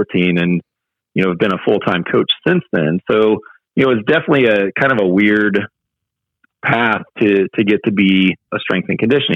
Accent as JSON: {"language": "English", "region": "small town Indiana", "country": "United States", "tie": "born or raised there", "also_born_or_lived": "Chicago suburbs, Illinois", "moved": "as an adult", "said": "we decided to make the jump and move back to small town Indiana from the Chicago suburbs"}